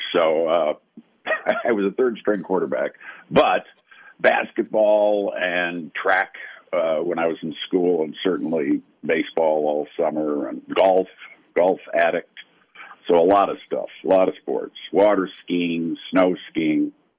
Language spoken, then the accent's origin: English; Wisconsin, United States; moved away as an adult; also born or lived in Chicago, Illinois / Los Angeles; now in Minnesota, United States; I grew up in Wisconsin.